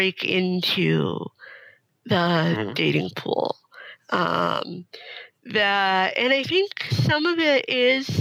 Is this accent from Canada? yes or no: yes; Canada; moved away as an adult; now in Seattle, United States; I was living in Canada. I was born in Canada.